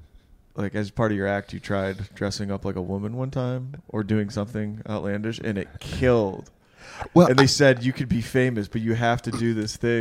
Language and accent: English; Midwest, United States; You know I'm Midwest.